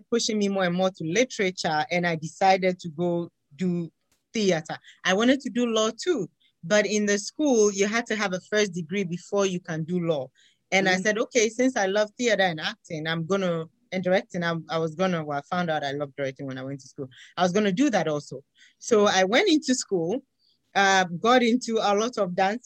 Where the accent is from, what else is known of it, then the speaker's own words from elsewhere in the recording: Ghana; moved away; I am originally from Ghana in West Africa.